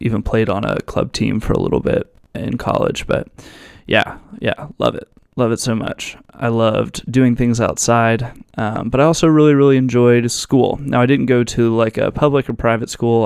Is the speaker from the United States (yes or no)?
yes; Virginia Beach, Virginia, United States; I'm from Virginia Beach, Virginia. I was born and raised here, and I'm still here